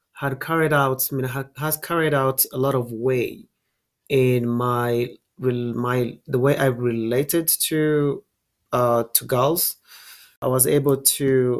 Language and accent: English; Rwanda; moved away as an adult; now in United States; I am from Rwanda. I was raised in Rwanda, and I've lived here almost my whole life. And I'm in America right now.